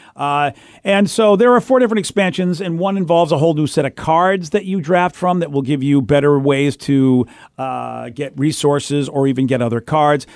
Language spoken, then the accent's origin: English; Boston, Massachusetts, United States; moved away; my old days growing up in Boston